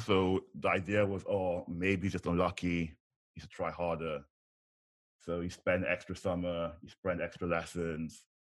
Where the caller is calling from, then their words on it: London, United Kingdom; I'm currently in London.